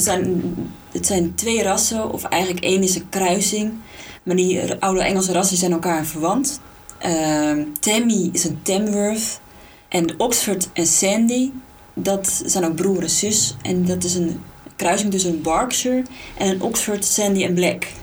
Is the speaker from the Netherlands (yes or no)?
yes; Alkmaar, North Holland, Netherlands; We komen allebei uit Alkmaar, geboren, eh, gewoond en, eh, opgegroeid